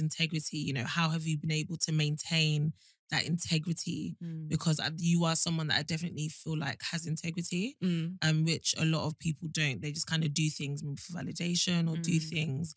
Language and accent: English; Nigeria; Nigerians, we're so influential